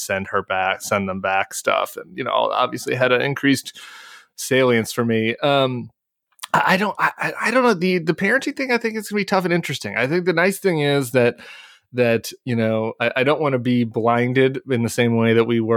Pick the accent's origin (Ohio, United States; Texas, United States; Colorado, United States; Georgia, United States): Colorado, United States; Denver; I grew up in suburban Denver.